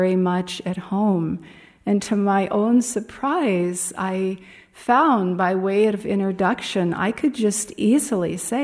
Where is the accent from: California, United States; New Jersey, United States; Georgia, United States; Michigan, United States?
California, United States; Los Angeles; moved away as an adult; now in Ananda Village, United States; my mother's home where I grew up in Pacific Palisades